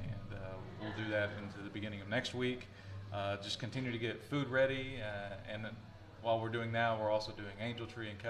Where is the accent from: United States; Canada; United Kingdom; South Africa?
United States; Texas; also born or lived in Atlanta; now in Kerrville, United States; So yeah, we were both born and raised in Texas.